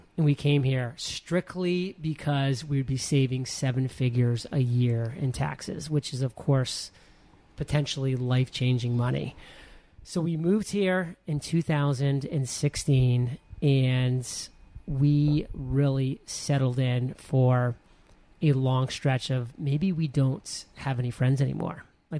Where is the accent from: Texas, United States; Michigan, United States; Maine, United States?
Maine, United States; also born or lived in San Diego, California; now in Puerto Rico; Listen, I'm a boy from Maine.